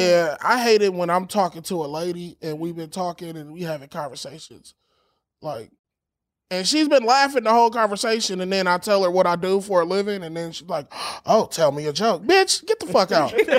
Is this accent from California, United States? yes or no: yes; Los Angeles, California, United States; I'm from